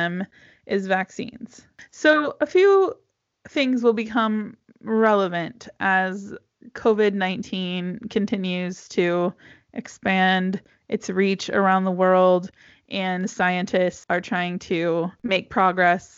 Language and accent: English; United States; now in Europe; As an American